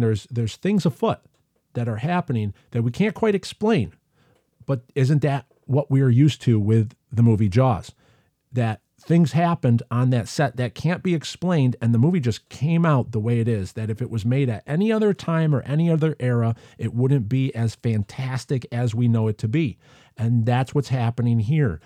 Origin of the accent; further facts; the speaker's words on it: United States; accent: American; in my Amerikansky accent